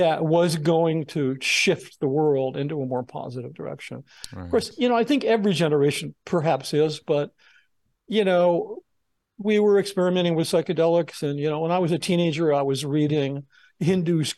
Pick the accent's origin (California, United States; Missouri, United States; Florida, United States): California, United States; Los Angeles; I grew up in Laurel Canyon, which is this infamous neighborhood. It was where the Southern California music scene began.